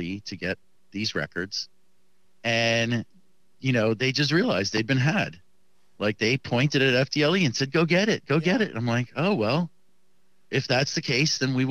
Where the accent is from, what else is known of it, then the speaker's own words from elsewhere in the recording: Miami, Florida, United States; I live in the city of Miami